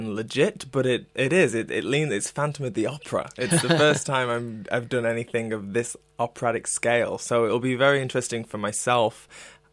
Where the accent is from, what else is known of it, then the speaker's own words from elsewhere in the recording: United Kingdom; as a British guy